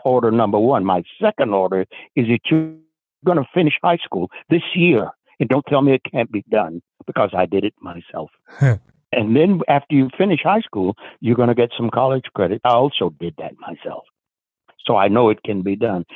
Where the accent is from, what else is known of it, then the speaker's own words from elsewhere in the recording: the South, United States; I was exposed to it at a very, very early age in the segregated South in the United States.